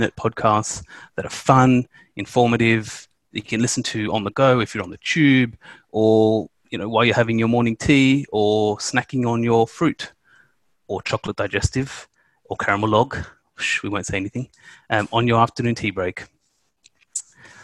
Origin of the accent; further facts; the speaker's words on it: Australia; moved away as an adult; now in United Kingdom; I'm from Australia